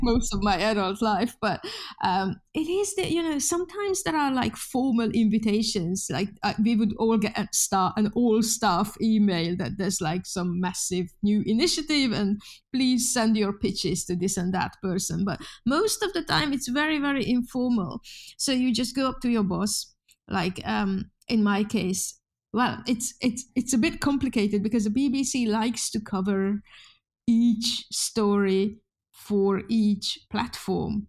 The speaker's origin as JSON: {"language": "English", "country": "Hungary", "tie": "born or raised there", "second_language": "English", "moved": "as an adult", "lives_now": "Oulu, Finland", "said": "I'm, I'm Hungarian. I was born in Hungary. and went to university in Hungary"}